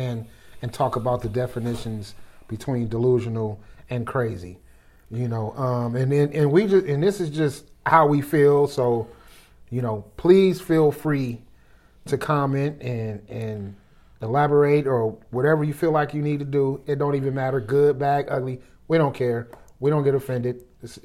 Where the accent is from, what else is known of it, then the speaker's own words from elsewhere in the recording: Berkeley, California, United States; I grew up in Berkeley